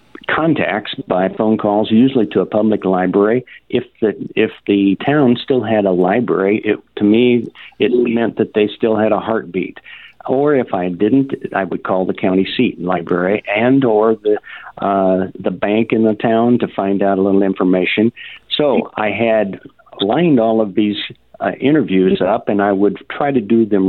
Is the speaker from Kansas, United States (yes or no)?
yes; Kansas, United States; moved away as an adult; now in Iowa, United States; Well, I went immigrant to Iowa 45 years ago, originally from the state of Kansas